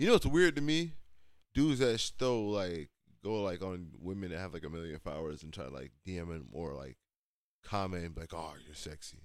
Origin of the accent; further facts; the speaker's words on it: United States; I'm also a child born here. I'm into this culture. I'm, I am American